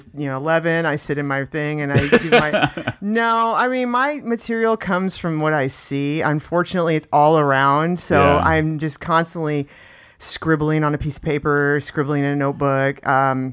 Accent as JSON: {"language": "English", "region": "Indiana", "country": "United States", "tie": "born or raised there", "moved": "as an adult", "lives_now": "San Diego, United States", "said": "I grew up in Indiana"}